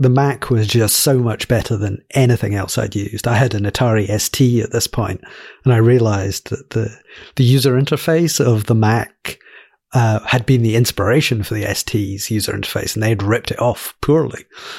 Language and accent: English; Glasgow, Scotland, United Kingdom; So, I'm from Glasgow in Scotland. My accent sounds a bit in the middle between Scotland and England because my mum grew up in the south of England. So I kind of like sound English in Scotlan